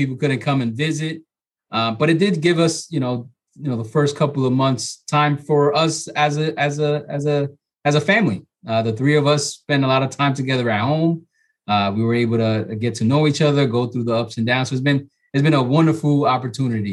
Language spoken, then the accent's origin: English; New York City, New York, United States; moved away as an adult; now in Hudson Valley, United States; I'm originally from New York City, from the Bronx.